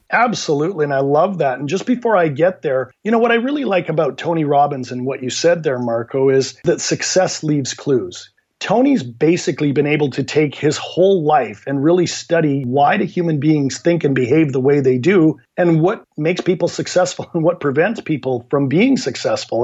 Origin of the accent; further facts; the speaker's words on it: Canada; also born or lived in Vancouver, Canada; my background is I'm from Canada, live in Vancouver, Canada